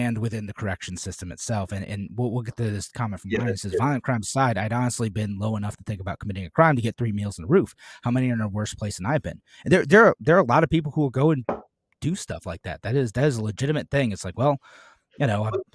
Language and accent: English; United States